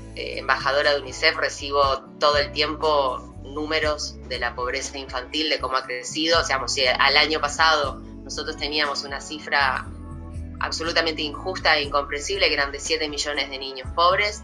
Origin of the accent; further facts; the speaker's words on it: Montevideo, Uruguay; yo soy de Cerro de Montevideo, o sea, yo crecí